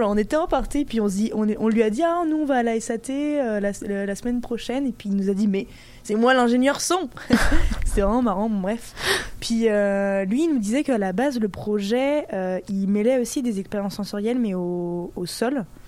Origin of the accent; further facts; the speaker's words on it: Brittany, France; now in Montreal, Canada; Naomi et moi, on vient de Bretagne